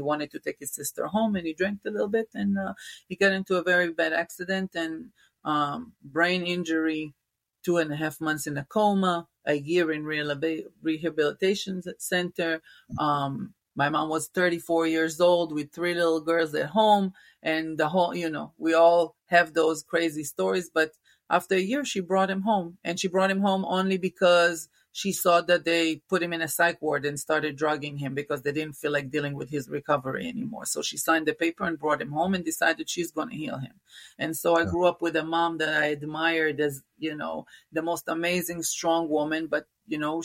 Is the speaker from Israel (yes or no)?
yes; Israel; moved away; originally I'm from Israel, born and raised in Israel.